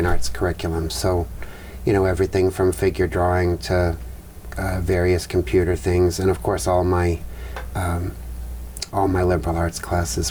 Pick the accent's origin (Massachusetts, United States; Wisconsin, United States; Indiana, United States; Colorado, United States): Massachusetts, United States; Medford; also born or lived in Sarasota, Florida; now in Franklin, United States; I grew up in Medford, Mass., not too far from here